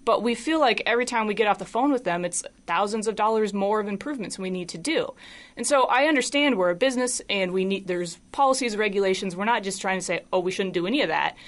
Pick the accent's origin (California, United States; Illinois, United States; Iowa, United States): Iowa, United States; Des Moines; I grew up in Des Moines